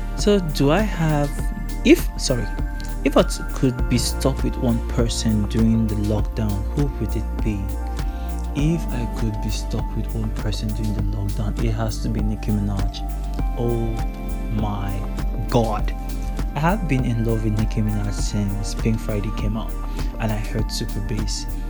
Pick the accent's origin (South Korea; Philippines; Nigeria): Nigeria; I'm from Nigeria. I'm a Nigerian man.